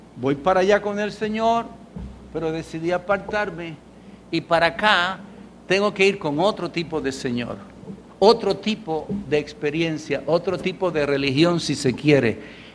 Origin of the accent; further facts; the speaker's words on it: Puerto Rico; Puertorriqueños somos puertorriqueños